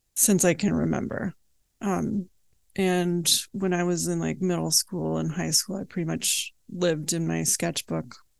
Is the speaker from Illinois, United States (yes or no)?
no; Oakland, California, United States; also born or lived in Berkeley, California; I was born in Oakland